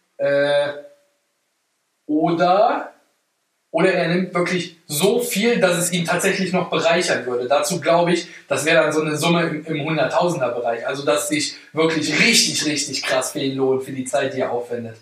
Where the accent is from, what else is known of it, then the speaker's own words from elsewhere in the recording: Germany; ich bin Deutscher